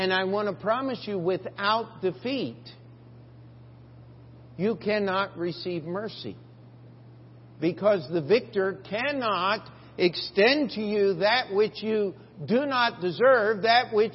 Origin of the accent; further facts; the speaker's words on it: Westminster, Maryland, United States; moved away as an adult; now in New York, United States; my hometown in Westminster, Maryland